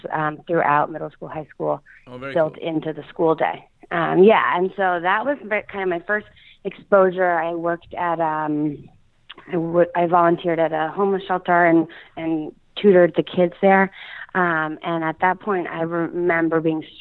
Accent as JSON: {"language": "English", "town": "Philadelphia", "region": "Pennsylvania", "country": "United States", "tie": "born or raised there", "also_born_or_lived": "upstate New York", "moved": "as an adult", "said": "I grew up in the Philadelphia area, right outside of Philadelphia"}